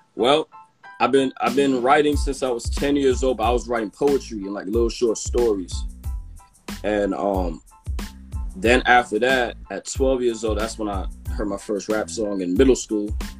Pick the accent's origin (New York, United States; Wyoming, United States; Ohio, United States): New York, United States; New York City; from Brooklyn, uh, Canarsie, Brooklyn.